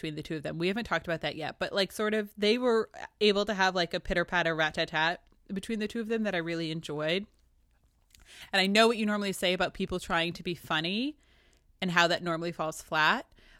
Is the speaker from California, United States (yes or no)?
no; New Hampshire, United States; I'm from New Hampshire. I can't stand people from Boston.